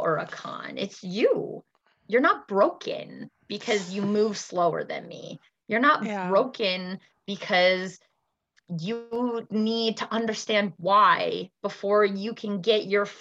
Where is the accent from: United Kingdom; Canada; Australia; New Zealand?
Canada; also born or lived in Alberta; In Alberta, in Canada, I'm Canadian